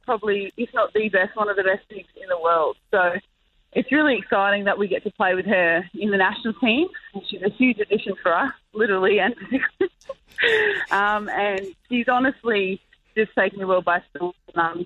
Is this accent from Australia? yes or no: yes; Adelaide, South Australia, Australia; I'm actually from Adelaide